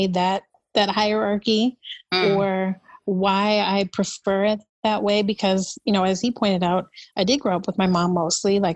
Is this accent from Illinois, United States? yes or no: yes; Chicago, Illinois, United States; I am from the South Side of Chicago.